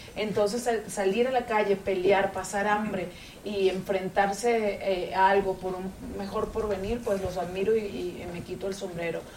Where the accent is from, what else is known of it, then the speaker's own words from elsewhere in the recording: Venezuela; now in Miami, United States; soy de Venezuela, pero vivo hace más de 20 años en Miami